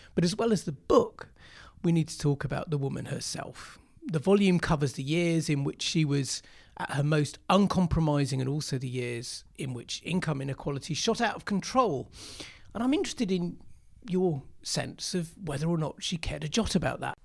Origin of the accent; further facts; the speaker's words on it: Yorkshire and the Humber, United Kingdom; I was a child gro-, growing up in Yorkshire